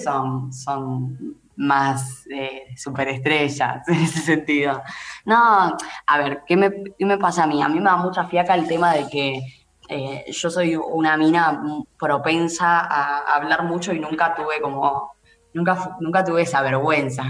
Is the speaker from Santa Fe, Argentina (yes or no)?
no; Haedo, Buenos Aires Province, Argentina; yo soy de Aedo